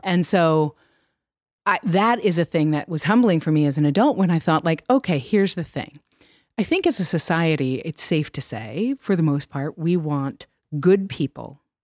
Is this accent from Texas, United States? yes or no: no; New York, United States; I grew up in New York